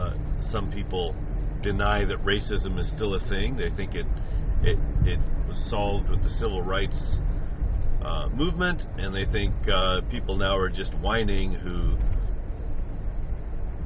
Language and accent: English; United States; moved away; my home country